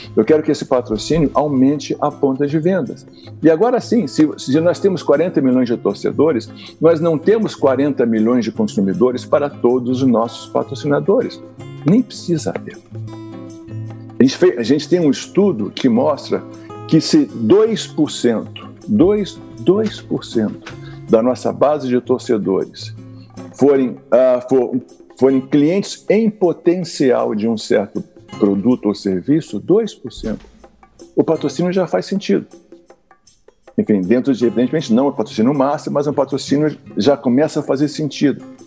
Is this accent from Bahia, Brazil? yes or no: no; Rio de Janeiro, Brazil; onde eu sou carioca